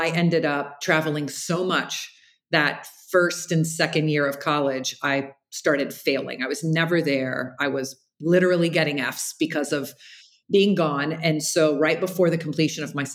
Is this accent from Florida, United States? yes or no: yes; Jacksonville, Florida, United States; I grew up in Jacksonville, Florida